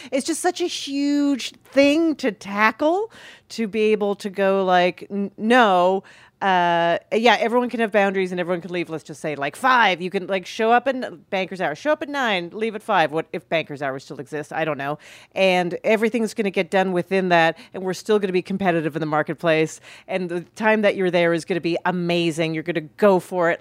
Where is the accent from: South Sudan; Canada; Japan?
Canada; Calgary, Alberta; Jewish Israeli family and growing up in Calgary